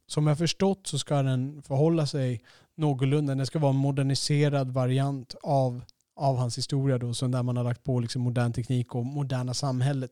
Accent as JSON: {"language": "Swedish", "country": "Sweden", "said": "vår stereotyp som svenskar"}